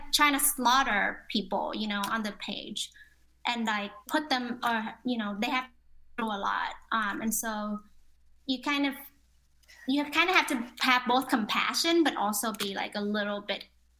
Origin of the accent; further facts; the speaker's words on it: Ho Chi Minh City, Vietnam; I'm from Ho Chi Minh. I was born in Ho Chi Minh.